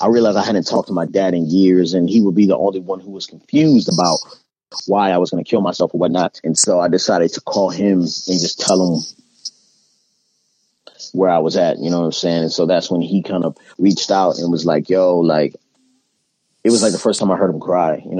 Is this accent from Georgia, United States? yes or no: no; Baltimore, Maryland, United States; also born or lived in California; I'm from originally from Baltimore, Maryland.